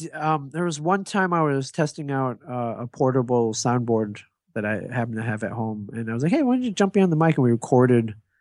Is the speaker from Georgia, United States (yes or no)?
no; Ann Arbor, Michigan, United States; Ann Arbor, Michigan.